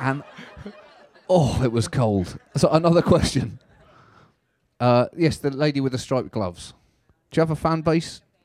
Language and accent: English; United Kingdom; I'm British